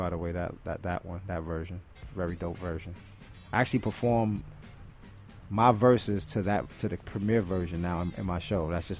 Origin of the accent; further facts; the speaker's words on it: New York City, New York, United States; being from Brooklyn